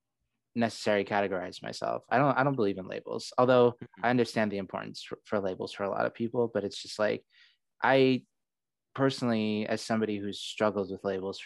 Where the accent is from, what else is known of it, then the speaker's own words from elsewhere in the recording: Saudi Arabia; also born or lived in Seattle, United States; now in United States; I was born in Seattle, But then I went to Saudi Arabia when I was like 4. And then for most of my life, I lived only in Saudi Arabia, moving from different city to city, changing schools.